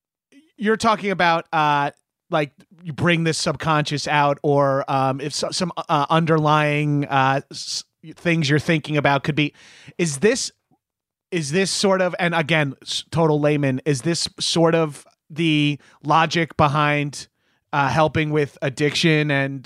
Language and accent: English; Long Island, New York, United States; I'm from Long Island, New York, which is, you know, pretty heavy in the opiates world.